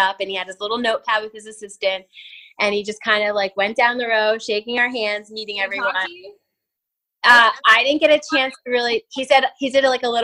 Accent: Delaware, United States; also born or lived in Florida; I'm from Delaware. It is a tax-free state, so no tax-free shopping. It's the second smallest state, and it's just a tiny small town feel. Everybody knows everyone. Born and raised there

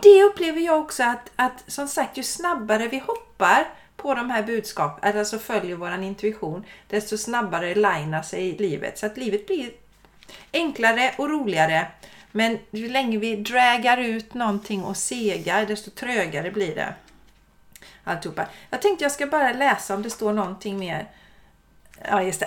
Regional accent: Sweden; vi svenskar

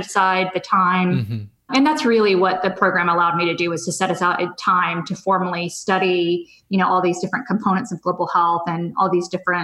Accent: Southern California, United States; moved away as an adult; I'm originally from Southern California, so I was happy to be back in California

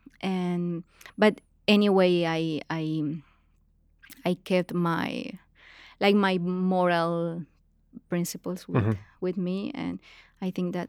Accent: Bucaramanga, Santander, Colombia; I'm from Bucaramanga. It's a small city in Colombia, very conservative place.

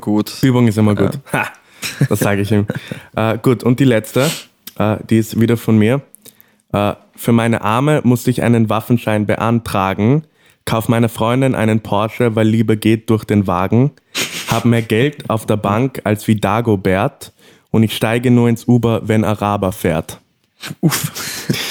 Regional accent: Morocco; moved away; Als, als, als gebürtiger Marokkaner.

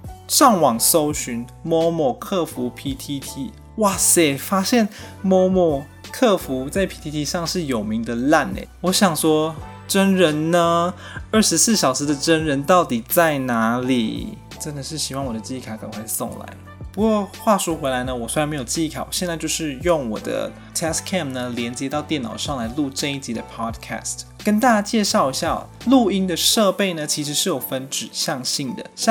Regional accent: Malaysia; now in Taiwan; 完了，我是外国人，我是马来西亚人，没有身份证字号后九码。

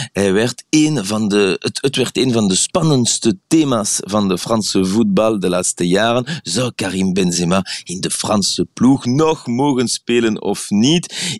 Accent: Belgium; Dutch is a second language; now in Paris, France; ik hier als Belg in Frankrijk

